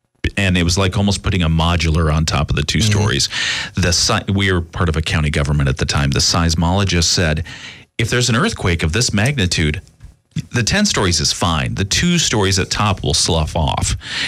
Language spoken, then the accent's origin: English; Washington, United States; also born or lived in California; And we eventually, after a couple of states, landed in Washington State.